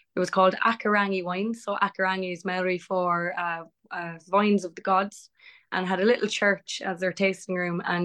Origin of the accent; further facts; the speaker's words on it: Cork, Munster, Ireland; I hail from Cork, very, very proudly, born and bred